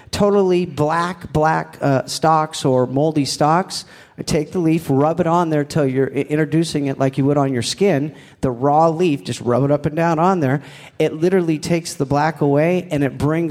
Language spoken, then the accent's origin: English; Gig Harbor, Washington, United States; I'm from Washington. I grew up in Gig Harbor